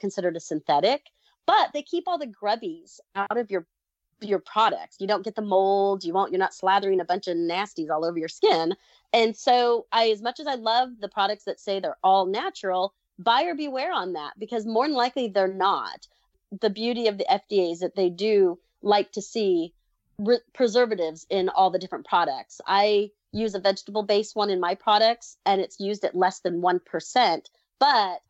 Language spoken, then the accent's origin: English; Southern California, United States; also born or lived in Texas; now in Missouri, United States; I grew up in Southern California.